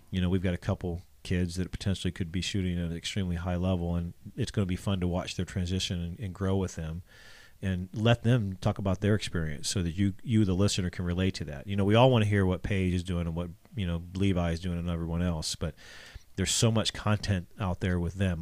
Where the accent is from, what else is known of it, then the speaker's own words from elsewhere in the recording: Ohio, United States; moved away; I'm from Ohio